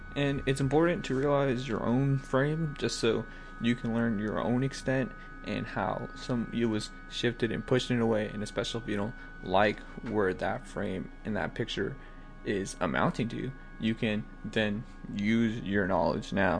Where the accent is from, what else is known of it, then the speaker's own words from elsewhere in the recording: the South, United States; I'm from the South, I say y'all